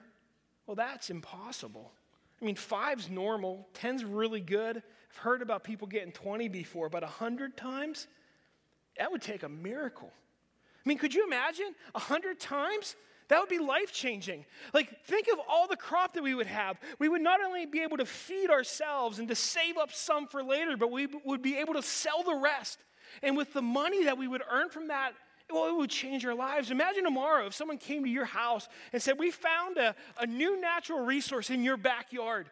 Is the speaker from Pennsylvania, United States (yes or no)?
yes; Western Pennsylvania, United States; Growing up in Western PA, you think of rocky ground